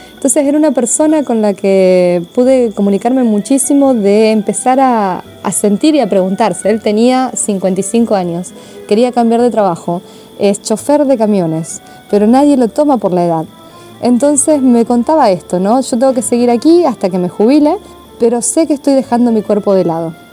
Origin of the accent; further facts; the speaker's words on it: Argentina; now in Italy; soy argentina